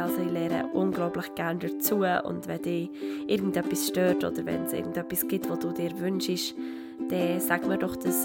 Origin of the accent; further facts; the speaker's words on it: Switzerland; als junge Schweizer Schauspielerin